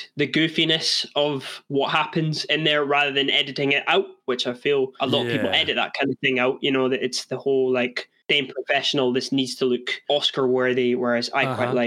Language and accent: English; Scotland, United Kingdom; I'm from Scotland